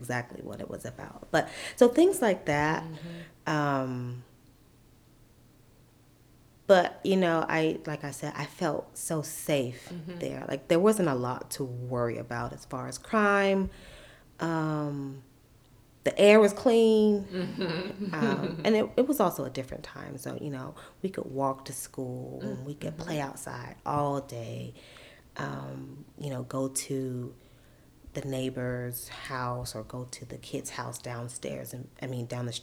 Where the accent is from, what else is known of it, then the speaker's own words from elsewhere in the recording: Sandersville, Georgia, United States; moved away as an adult; also born or lived in Augusta, Georgia / Atlanta, Georgia; I was born in Augusta, and but grew up in Sandersville. I went to school all the way through high school, graduated there, and then moved to Atlanta